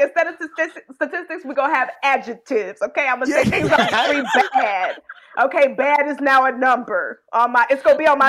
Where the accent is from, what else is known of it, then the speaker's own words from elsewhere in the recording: Texas, United States; I'm from Texas